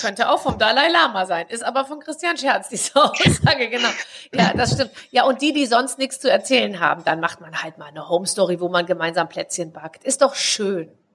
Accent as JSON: {"language": "German", "country": "Germany", "said": "ich zum Beispiel bin ein Deutscher"}